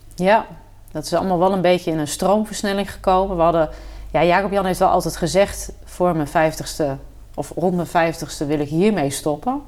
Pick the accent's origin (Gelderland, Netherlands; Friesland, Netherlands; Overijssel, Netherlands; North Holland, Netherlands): Overijssel, Netherlands; Kampen; gewoon lokaal in Kampen, waar ik vandaan kom